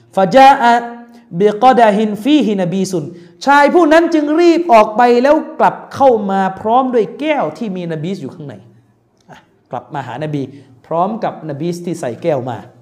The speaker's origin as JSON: {"language": "Thai", "region": "Deep South", "country": "Thailand"}